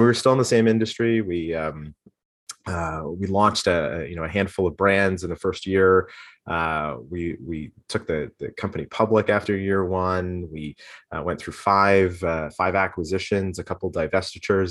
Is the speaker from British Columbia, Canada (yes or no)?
no; Toronto, Ontario, Canada; also born or lived in Guelph; I grew up, uh, born and raised, uh, just outside of Toronto, um, in Scarborough